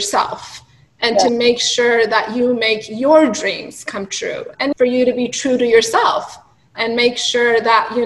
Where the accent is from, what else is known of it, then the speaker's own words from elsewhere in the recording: Iran; moved away as an adult; now in United States; I grew up in Iran and I went to medical school in Iran and I came here in my adulthood.